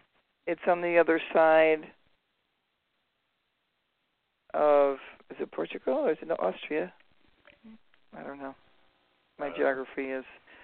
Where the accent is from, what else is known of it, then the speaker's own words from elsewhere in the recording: California, United States; we're from California. We have, like, some of the best pot in the world.